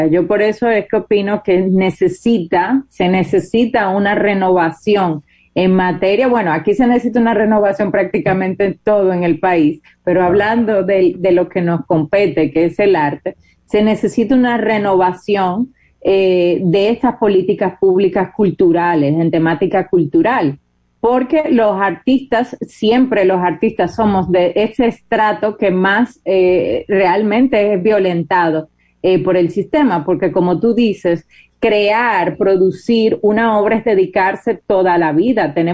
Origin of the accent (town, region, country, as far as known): Dominican Republic